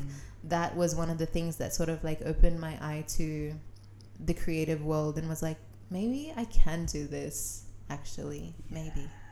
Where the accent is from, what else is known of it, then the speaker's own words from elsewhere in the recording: Sydney, New South Wales, Australia; I grew up in Western Sydney